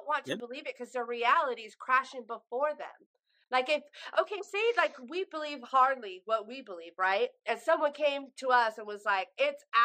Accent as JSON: {"language": "English", "region": "California", "country": "United States", "tie": "born or raised there", "said": "I grew up in California."}